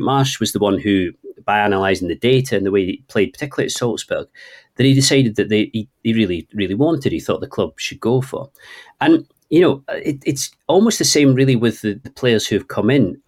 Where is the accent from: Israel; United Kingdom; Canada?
United Kingdom; Scotland; accent: Scottish (implied by Trainspotting reference); apologies to people for my accent